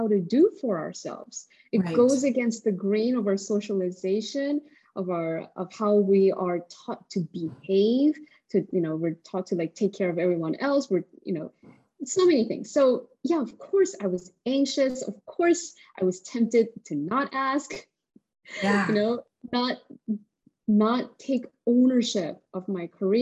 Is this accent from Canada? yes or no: no; South Korea; moved away; I'm an immigrant, and I come from South Korea